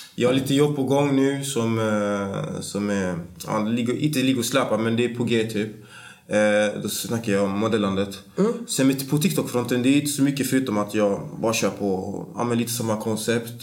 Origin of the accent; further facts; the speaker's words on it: Gothenburg, Västra Götaland, Sweden; jag är från Bergsjön, eh, mm. en stadsdel i östra Göteborg